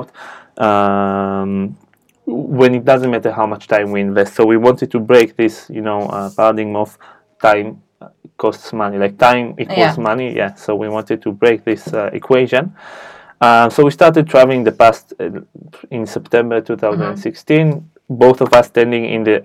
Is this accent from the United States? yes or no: no; Israel; moved away; I'm from Israel